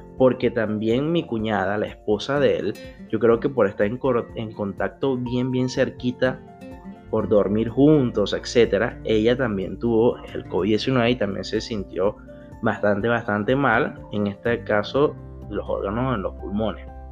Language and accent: Spanish; Venezuela; now in Brazil; aquí en el extranjero como venezolano, como un venezolano más en todo el mundo, pero en esta oportunidad el venezolano está aquí en Brasil